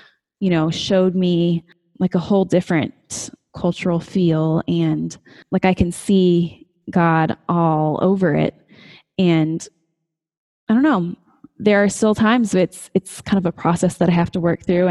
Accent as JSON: {"language": "English", "region": "Colorado", "country": "United States", "tie": "born or raised there", "moved": "as an adult", "lives_now": "West Texas, United States", "said": "I was living, you know, in my home state, close to my family"}